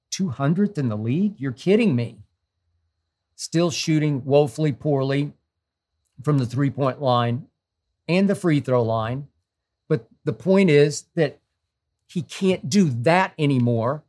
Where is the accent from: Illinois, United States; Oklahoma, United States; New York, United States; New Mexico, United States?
Oklahoma, United States; Oklahoma City; moved away; I'm originally from Oklahoma City.